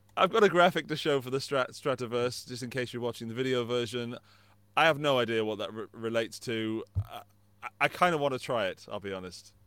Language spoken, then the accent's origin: English; England, United Kingdom; moved away as an adult; now in Austria; living in England, my, my home country